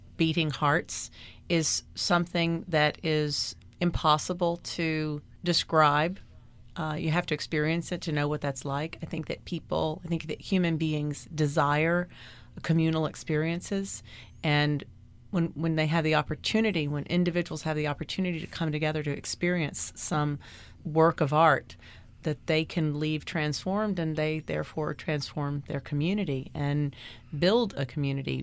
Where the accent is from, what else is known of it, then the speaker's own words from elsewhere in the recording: Washington, District of Columbia, United States; also born or lived in New York City; now in Miami, United States; I grew up in Washington, D C